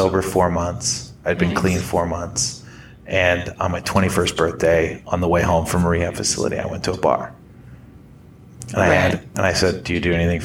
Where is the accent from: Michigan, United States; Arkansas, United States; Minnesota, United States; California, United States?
Minnesota, United States; moved away; my hometown. It's a small town in Minnesota.